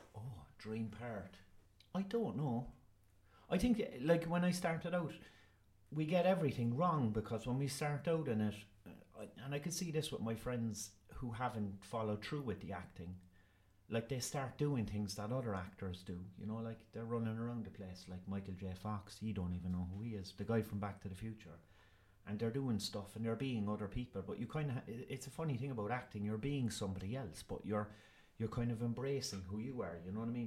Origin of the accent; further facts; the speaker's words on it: Ireland; I'm Irish